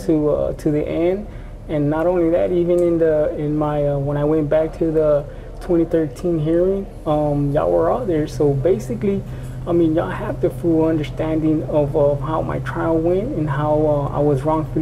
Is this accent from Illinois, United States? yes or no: no; San Antonio, Texas, United States; born and raised in San Antonio